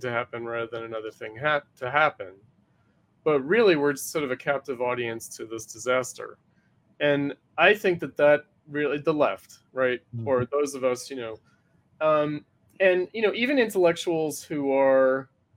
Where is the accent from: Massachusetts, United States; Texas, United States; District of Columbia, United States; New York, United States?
New York, United States; I'm from New York